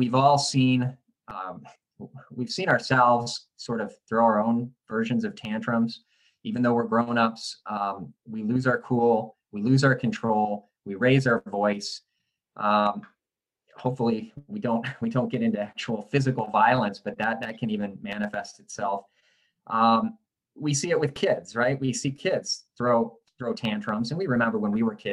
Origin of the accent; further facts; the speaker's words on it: Michigan, United States; I'm from Michigan